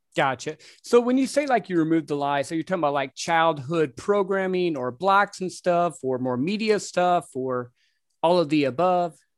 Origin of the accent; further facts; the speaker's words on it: Midwest, United States; I grew up in the Midwest